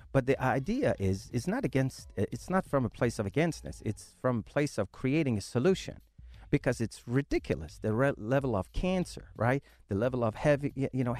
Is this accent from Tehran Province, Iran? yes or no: no; Shiraz, Fars, Iran; moved away; I was born in Iran, the southern part of Iran, in a city called Shiraz, where the wine came from